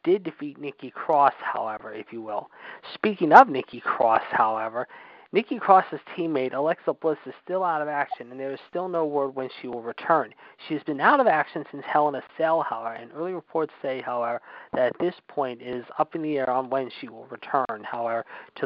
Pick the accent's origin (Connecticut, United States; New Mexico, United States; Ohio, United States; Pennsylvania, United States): Pennsylvania, United States; Pittsburgh; the Pittsburgh Steelers, our hometown team, Fonzie and my hometown team